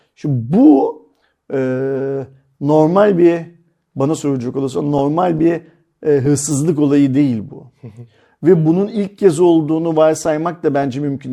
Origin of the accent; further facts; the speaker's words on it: Turkey; Bu ülkede doğdum, bu ülkenin şartlarıyla okuduk